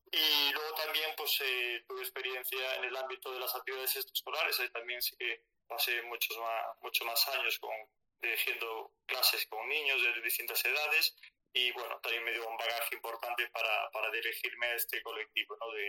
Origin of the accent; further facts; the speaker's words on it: Galicia, Spain; accent: Galician; Como os puede decir mi acento, bueno, de Galicia, estoy en Galicia afincado